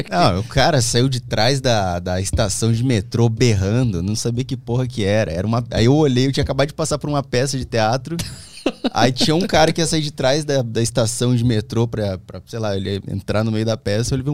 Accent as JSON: {"language": "Portuguese", "town": "São Miguel Arcanjo", "region": "São Paulo", "country": "Brazil", "also_born_or_lived": "Sorocaba", "lives_now": "São Paulo, Brazil", "said": "Eu sou de São Miguel Arcanjo. Aí morei uma época em Sorocaba e vim pra São Paulo."}